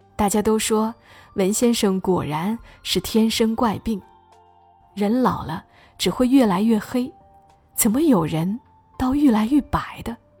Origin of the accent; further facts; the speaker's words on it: Hunan, China; 我们湖南人